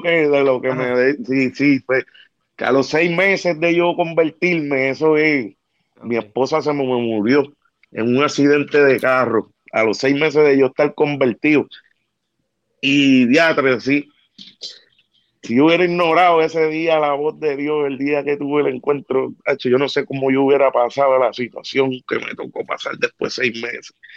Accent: Ponce, Puerto Rico; Yo era como que un cantante local en mi pueblo, allá en Ponce. Yo soy del área sur de allá de Ponce

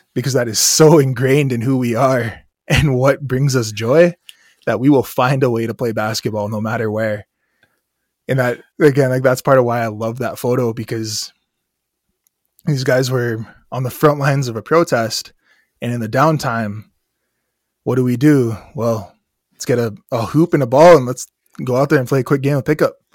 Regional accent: Standing Rock Nation, Long Soldier District, North Dakota, United States; I come from the Standing Rock Nation. Specifically, I come from Long Soldier District

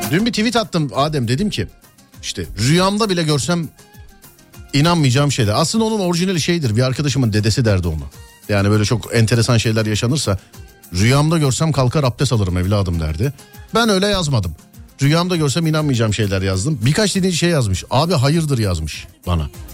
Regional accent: Istanbul, Turkey; ben orada doğdum büyüdüm

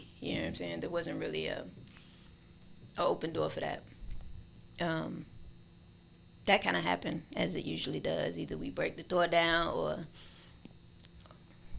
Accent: Miami, Florida, United States; I was born and raised in Miami-Dade

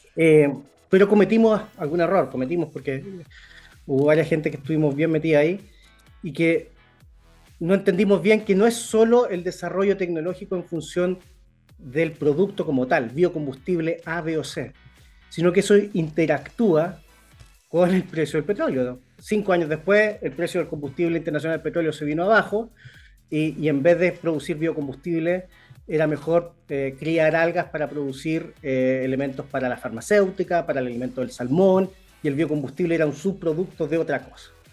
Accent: Concepción, Biobío, Chile; yo soy de Concepción, entonces yo me acuerdo cuando yo era niño, y viajaba de Concepción a Santiago en auto

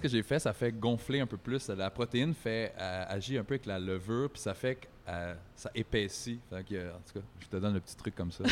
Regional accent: Quebec, Canada; pour nous en tant que Québécois

